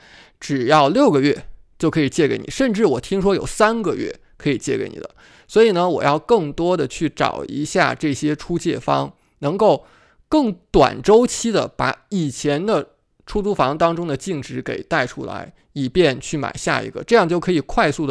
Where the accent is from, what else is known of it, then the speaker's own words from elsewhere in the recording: Beijing, China; moved away as an adult; now in United States; 你会知道我是从北京过来的。我在美国是白手起家的，我并不像是很多人，我把北京、上海的房子卖了，拿一大笔钱过来，在这边买几套房